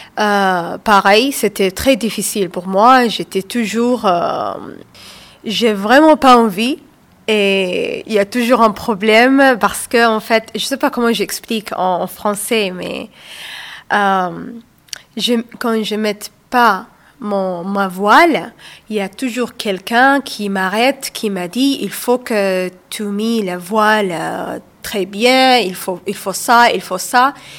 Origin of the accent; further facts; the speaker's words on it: Saudi Arabia; moved away as an adult; also born or lived in Somalia (ancestry); now in Fourques-sur-Garonne, France; moi je suis d'origine somalienne. Je suis née en Arabie saoudite. J'ai vécu là-bas jusqu'à l'âge de 25 ans